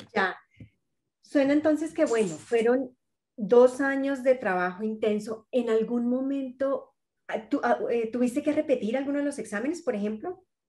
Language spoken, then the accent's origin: Spanish; Colombia; a mí como colombiana